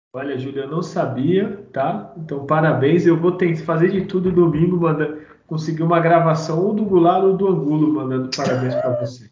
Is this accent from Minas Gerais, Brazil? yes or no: no; Santos, São Paulo, Brazil; Eu sou de Santos